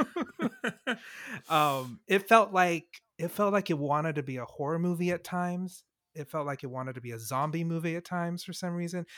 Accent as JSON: {"language": "English", "country": "Singapore", "said": "being from Singapore"}